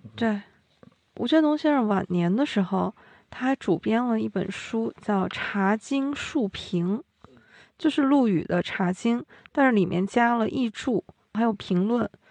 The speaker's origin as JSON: {"language": "Chinese", "country": "China", "said": "茶对我们中国人也是非常重要的"}